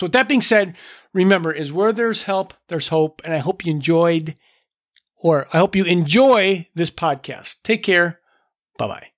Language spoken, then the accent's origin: English; Minnesota, United States; I'm from Minnesota